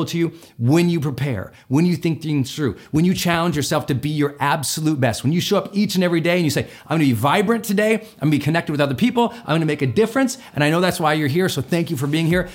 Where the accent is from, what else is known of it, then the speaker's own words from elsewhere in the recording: Montana, United States; I'm from Montana, so we always have the county fair